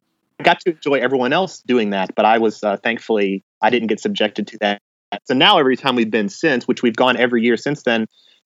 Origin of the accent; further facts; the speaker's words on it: South St. Louis County, Missouri, United States; now in Nashville, United States; I was growing up in South St. Louis County